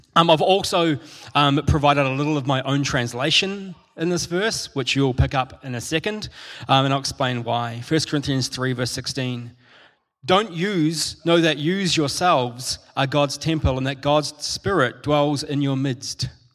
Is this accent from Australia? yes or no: no; New Zealand; I'm a Kiwi, and um, I grew up with, um, in, in, school, and particularly in primary school, I had lots of Māori friends who are the indigenous people of New Zealand